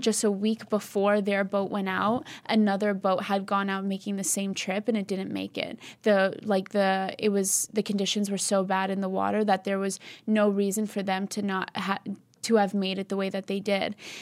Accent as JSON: {"language": "English", "region": "East Coast", "country": "United States", "said": "we're Albanian. We're from the East Coast"}